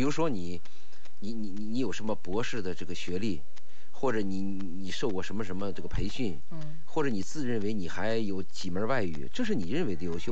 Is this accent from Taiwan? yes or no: no; China; 但是我们中国人就有一个缺点，贪小便宜